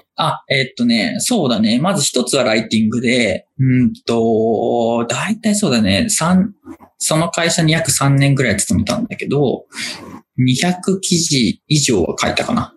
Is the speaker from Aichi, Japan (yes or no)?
yes; Aichi, Japan; now in Tokyo, Japan; もともと地元は愛知県です